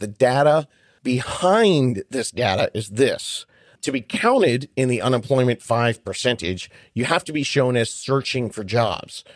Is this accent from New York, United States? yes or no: yes; Buffalo, New York, United States; I am an Italian from Buffalo, New York